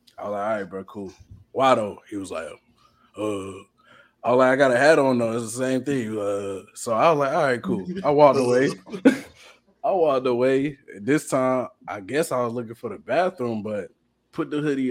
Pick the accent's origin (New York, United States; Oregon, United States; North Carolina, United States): North Carolina, United States; Charlotte; I'm from Charlotte